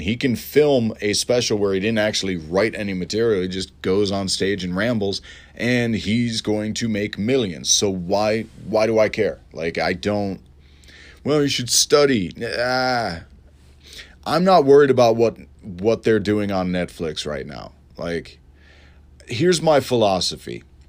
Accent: Elmhurst, Illinois, United States; moved away; I'm going back to my hometown of Elmhurst

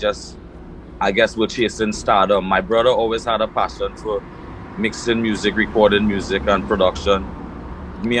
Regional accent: Trinidad & Tobago; moved away as an adult; also born or lived in London, Ontario; now in St. Catharines, Canada; I was born in Trinidad and Tobago. I migrated to Canada, I would say, when I was about 20 years old

